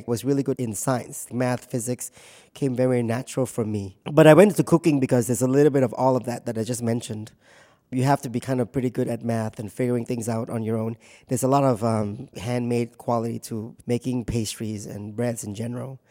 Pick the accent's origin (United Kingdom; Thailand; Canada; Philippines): Thailand; also born or lived in Hong Kong / California / New York City; now in Washington, D.C., United States; we identified ourselves more as Thai when I was growing up, because, I went to Thai school. We ate Thai food at home. We had Thai friends. And we live in Thailand. And I was born in Thailand.